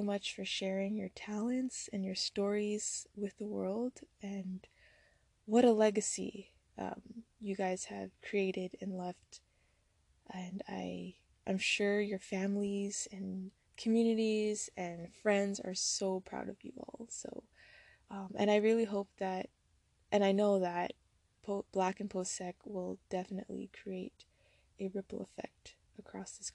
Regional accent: Ontario, Canada; I'm hailing from Ontario, Canada, with roots in Jamaica, West Africa, and India

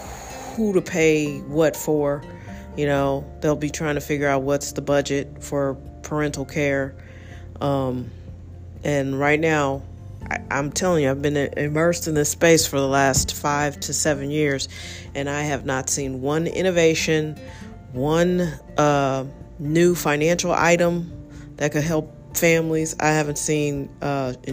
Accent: United States; I'm an American. I love being American

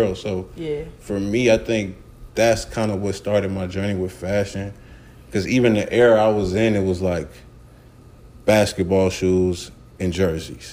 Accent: Atlanta, Georgia, United States; also born or lived in Miami, Florida; I was born in Miami, raised in Atlanta. After 9 months of being in Miami, I moved to Atlanta.

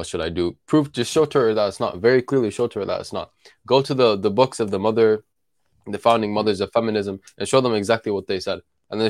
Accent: Tulkarm, West Bank, Palestine; I'm from Tul Karim.

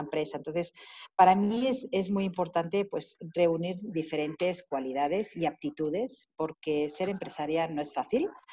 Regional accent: Spain; moved away as an adult; now in Mexico; yo me fui de España precisamente porque, por mi inquietud de aprender más

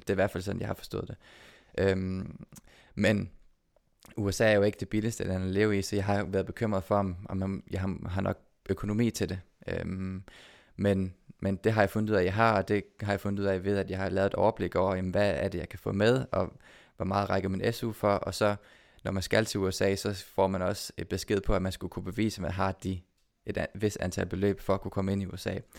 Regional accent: Odense, Southern Denmark, Denmark; nu er jeg født og opvokset i Odense

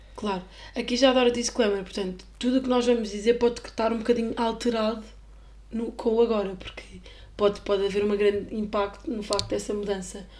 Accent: Portugal; éramos portugueses, ou seja, nem sequer somos ali da zona

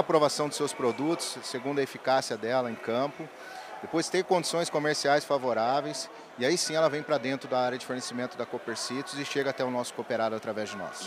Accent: São Sebastião do Paraíso, Minas Gerais, Brazil; sou natural de São Sebastião do Paraíso

